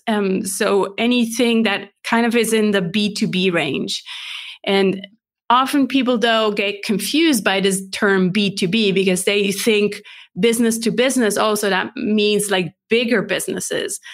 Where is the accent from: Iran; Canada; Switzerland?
Switzerland; English is a second language; moved away as an adult; also born or lived in California; I'm based in Switzerland, born and raised